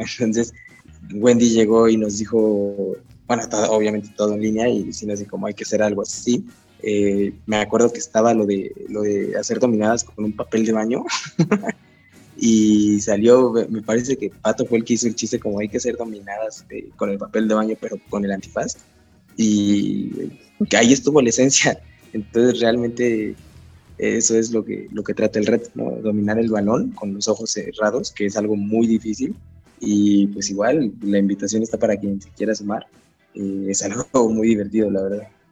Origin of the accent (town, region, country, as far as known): Mexico City, Mexico